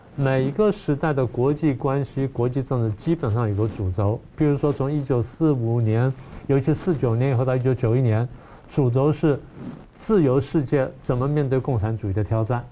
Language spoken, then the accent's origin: Chinese; Taiwan; 尤其我们台湾人，尤其蓝营的朋友们